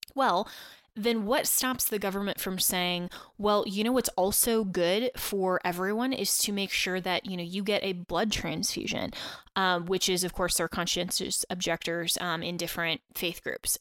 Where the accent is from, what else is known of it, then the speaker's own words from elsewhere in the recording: Colorado, United States; also born or lived in Washington, D.C.; the great state of Colorado, um, my home state, and, uh, where I grew up